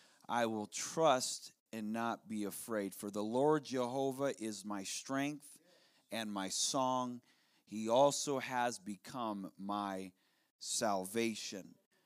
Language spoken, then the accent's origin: English; South Dakota, United States; Where I'm from, it's the opposite. I'm from South Dakota, and the top 10 coldest places in the United States of America, including Alaska, over half of them are in the Dakotas.